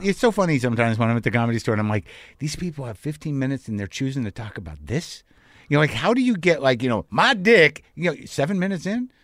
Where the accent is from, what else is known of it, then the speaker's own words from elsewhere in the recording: New Mexico, United States; moved away; also born or lived in New Jersey; I grew up in New Mexico